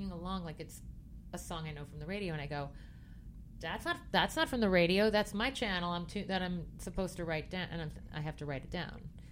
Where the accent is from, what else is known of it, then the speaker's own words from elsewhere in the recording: Merrick, New York, United States; I'm from Merrick. I am white bread